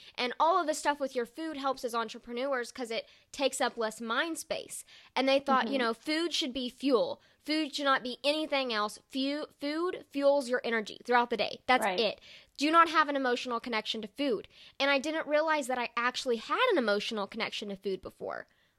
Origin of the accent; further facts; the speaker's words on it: the South, United States; I'm from the South